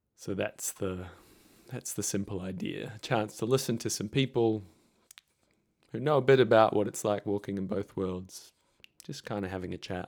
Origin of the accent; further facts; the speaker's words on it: New Zealand; moved away as an adult; now in Victoria, Australia; I'm a Kiwi. I was in New Zealand at this time